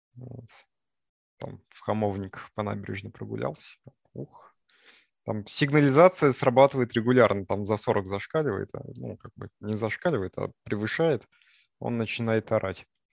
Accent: Sarov, Nizhny Novgorod Oblast, Russia; now in Moscow, Russia; Я ездил в свой родной город. Мой родной город – это город Саров

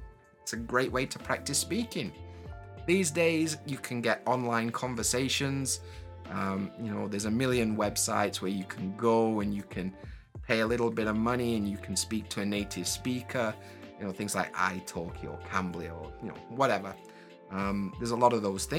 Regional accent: Sheffield, Yorkshire and the Humber, United Kingdom; first language English; moved away as an adult; now in Japan; I'm from Sheffield in England, in Yorkshire, but I live in Japan.

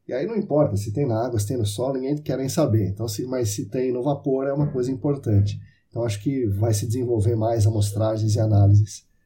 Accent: Sorocaba, São Paulo, Brazil; meu pai veio trabalhar em Sorocaba quando eu tinha 11 anos e eu passei aqui a infância, adolescência aqui, voltei para São Paulo

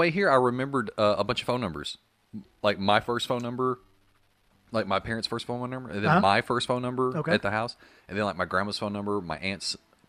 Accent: Paragould, Arkansas, United States; also born or lived in Little Rock, Arkansas; I lived in Little Rock. And I came up to Paragould, my hometown, to visit my parents.

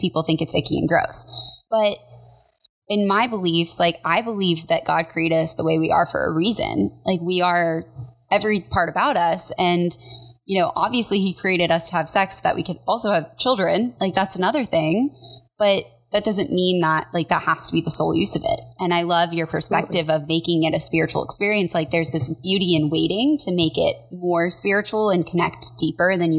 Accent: Colorado, United States; I grew up in Colorado

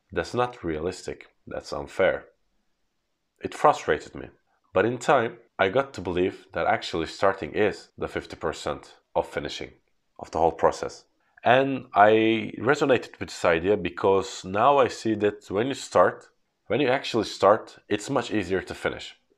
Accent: Turkey; English is a second language; As being born in Turkey, I have learned English at a later age

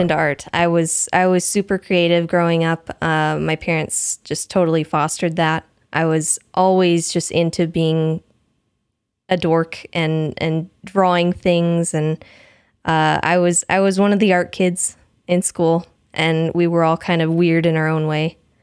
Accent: Missouri, United States; moved away as an adult; also born or lived in Washington State; now in Washington, United States; when I was about eight, I think we moved to Missouri, and I lived for, in Missouri for sixteen years or so

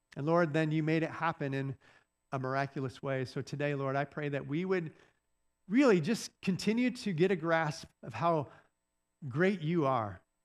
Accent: Michigan, United States; now in Indiana, United States; this is my, my hometown. And I will tell you, I am a product of, of my hometown

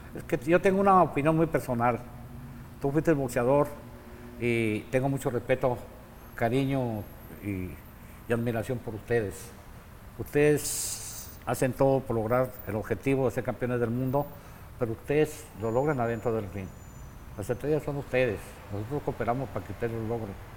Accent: Guadalajara, Jalisco, Mexico; moved away as an adult; also born or lived in Mexicali; now in Tijuana, Mexico; Nací en Guadalajara, Jalisco, un 10 de febrero del año 1946

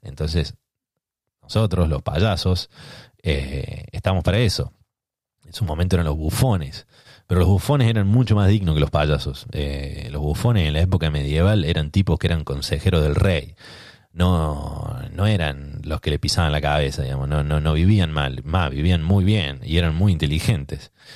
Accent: Córdoba, Argentina; moved away; yo soy de Córdoba

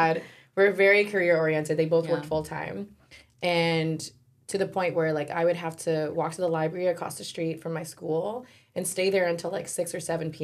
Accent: United States; growing up in America

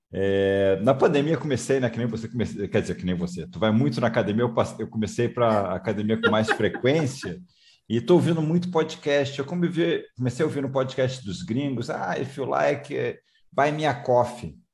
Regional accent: Rio de Janeiro, Brazil; moved away; Eu também sou é... carioca, estou morando fora do Rio um tempão, mas sou carioca

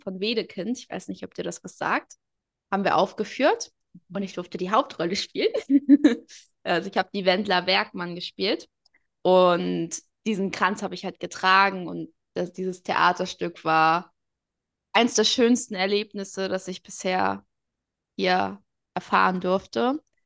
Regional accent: Portugal; ich bin Portugiesin

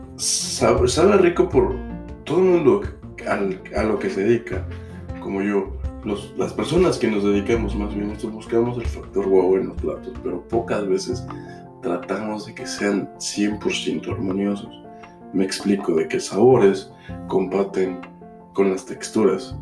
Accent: Mexico; moved away as an adult; also born or lived in Mexico City; now in United States

